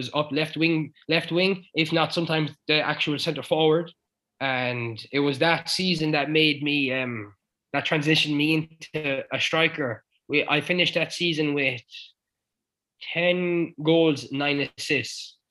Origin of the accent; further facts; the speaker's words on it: Clare, Munster, Ireland; moved away as an adult; also born or lived in United States; I'm from Clare.